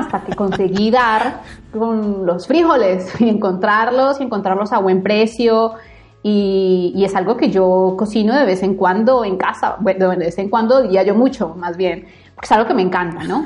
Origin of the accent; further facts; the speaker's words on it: Bogotá, Bogotá Capital District, Colombia; moved away as an adult; yo nací, crecí, viví en Bogotá mucho tiempo